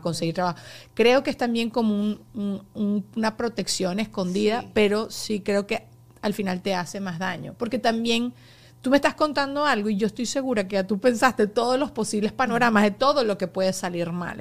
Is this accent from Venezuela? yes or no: yes; Venezuela; now in United States